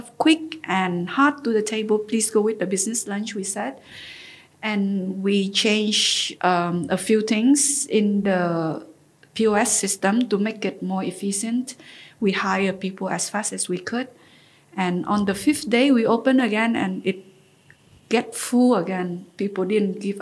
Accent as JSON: {"language": "English", "region": "Ho Chi Minh City", "country": "Vietnam", "tie": "born or raised there", "also_born_or_lived": "Turkey / Paris", "moved": "as an adult", "said": "I grew up in Vietnam and Ho Chi Minh City"}